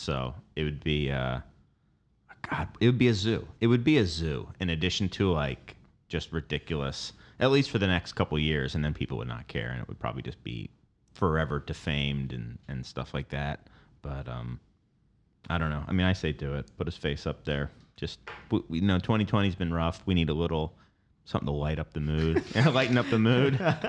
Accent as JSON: {"language": "English", "town": "Philadelphia", "region": "Pennsylvania", "country": "United States", "tie": "born or raised there", "said": "I grew up in Philadelphia. I went to school in Delaware, two places that I feel were ahead of the curve nationally compared to most other places."}